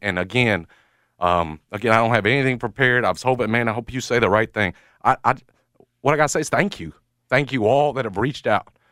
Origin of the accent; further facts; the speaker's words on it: Memphis, Tennessee, United States; also born or lived in Fort Pierce, Florida / Missouri; we start growing up in Midtown